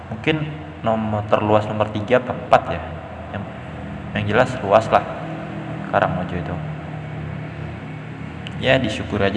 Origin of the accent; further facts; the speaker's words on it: Depok, West Java, Indonesia; masa kecilku tuh aku habiskan di Depok Depok Jawa Barat jadi suasananya tuh waktu itu waktu masih kecil Depok tuh masih kayak ya belum seramis sekarang